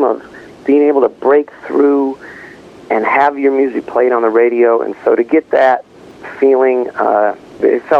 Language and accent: English; Battle Creek, Michigan, United States; when I was just a young little puppy dog growing up in Battle Creek, Michigan